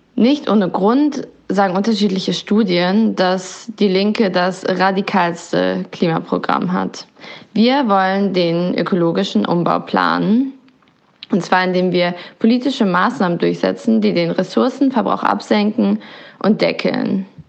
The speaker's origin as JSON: {"language": "German", "region": "Berlin", "country": "Germany", "also_born_or_lived": "Neukölln, Berlin", "said": "Ich komme ursprünglich aus Kreuzberg und lebe jetzt seit einigen Jahren hier in Neukölln"}